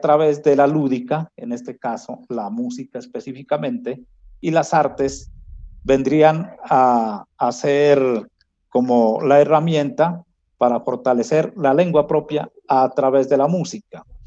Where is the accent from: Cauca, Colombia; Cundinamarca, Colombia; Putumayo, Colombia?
Putumayo, Colombia; Kamëntšá people community; moved away; retorné aquí a mi comunidad, a mi pueblo